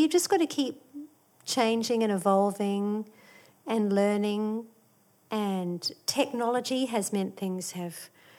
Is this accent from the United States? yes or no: no; New Zealand; there was some great talent growing up in New Zealand as well. So it sort of did teach you to not be too full of yourself.